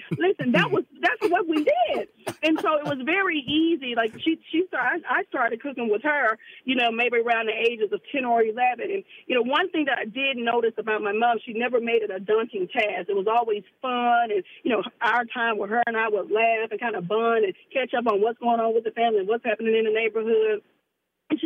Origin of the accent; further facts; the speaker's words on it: Memphis, Tennessee, United States; And I'm from the South, like I said, from Memphis.